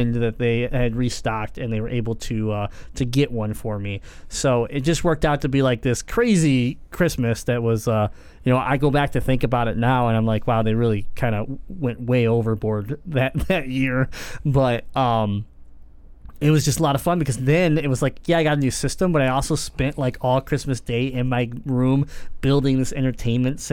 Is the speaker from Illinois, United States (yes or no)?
no; Michigan, United States; we're from Michigan